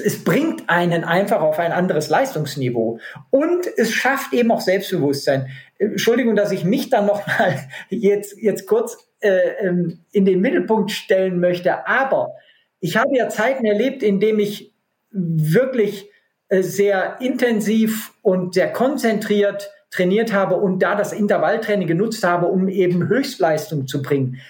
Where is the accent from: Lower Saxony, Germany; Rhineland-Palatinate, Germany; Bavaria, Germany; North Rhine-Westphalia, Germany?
North Rhine-Westphalia, Germany; in meiner Heimat äh, am Niederrhein gibt es keine Berge